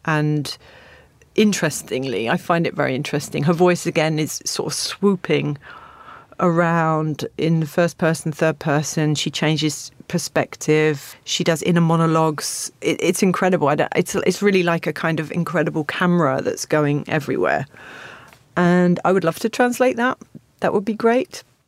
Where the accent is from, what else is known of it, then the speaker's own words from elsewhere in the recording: Stevenage, East of England, United Kingdom; I grew up in Stevenage, which is a new town about twenty minutes from here up the A one.